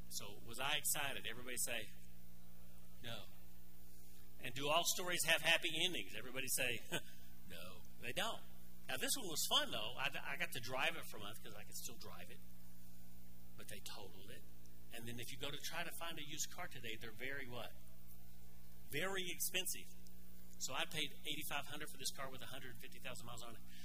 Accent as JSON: {"language": "English", "region": "Arkansas", "country": "United States", "tie": "born or raised there", "moved": "yes", "said": "I grew up in Arkansas"}